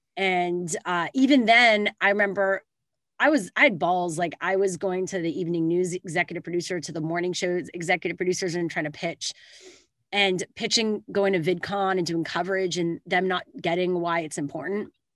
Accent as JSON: {"language": "English", "country": "Canada", "moved": "yes", "lives_now": "California, United States", "said": "I live in California now, but I am Canadian."}